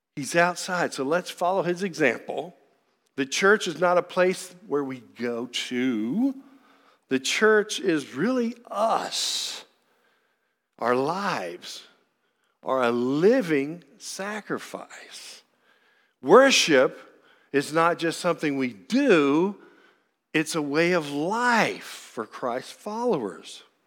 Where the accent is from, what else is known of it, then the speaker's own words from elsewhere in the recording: Frankfort, Kentucky, United States; also born or lived in Lexington, Kentucky; I am born and raised in Frankfort, Kentucky